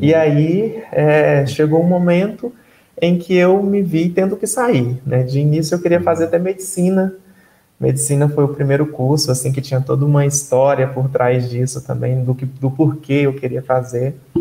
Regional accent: Luciara, Mato Grosso, Brazil; eu venho né, da cidade de Luciara, no interior do Mato Grosso, né? Uma cidade bem pequena, com 2.300 habitantes.

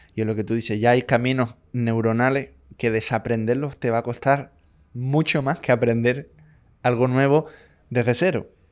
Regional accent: Chile; yo siendo chileno

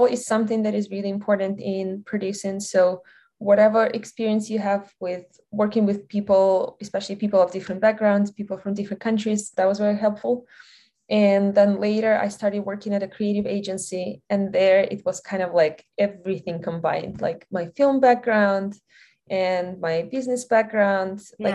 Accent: Belarus; English is a second language; moved away as an adult; now in United States; I'm originally from Belarus

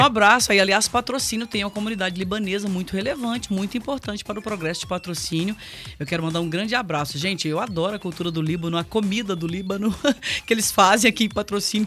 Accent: Brazil

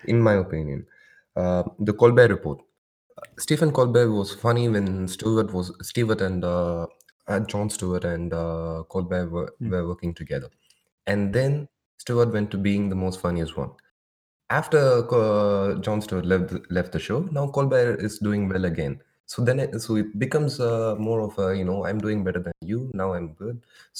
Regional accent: India; like, I'm from India. Like, we are used to this much of craziness.

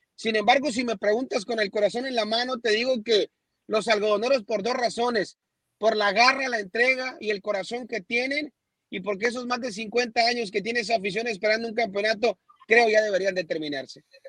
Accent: Hermosillo, Sonora, Mexico; ¿estamos dolidos los de Hermosillo?

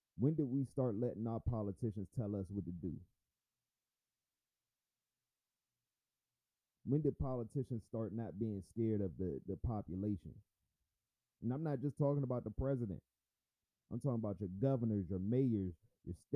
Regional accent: United States; I am an American, first and foremost

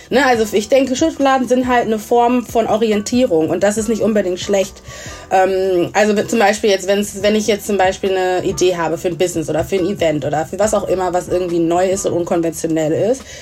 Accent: Essen, North Rhine-Westphalia, Germany; ich bin in Essen aufgewachsen, komme aus Ghana, und genau

